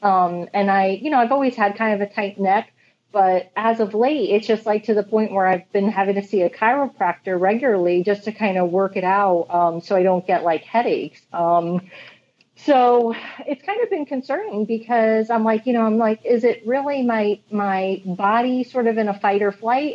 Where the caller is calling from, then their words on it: Huntington, New York, United States; I am calling from Huntington, Long Island, New York